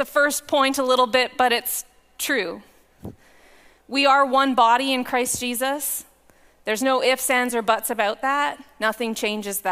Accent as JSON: {"language": "English", "town": "Powell River", "region": "British Columbia", "country": "Canada", "tie": "born or raised there", "also_born_or_lived": "Lower Mainland, British Columbia", "moved": "as an adult", "said": "I grew up in Powell River, and I came to faith in the Four Square Church in Powell River"}